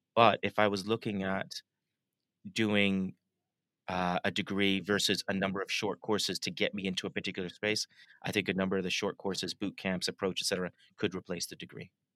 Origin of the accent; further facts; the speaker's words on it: Toronto, Ontario, Canada; moved away as an adult; now in London, United Kingdom; I was born and raised in in Toronto, uh, and I moved to London about 19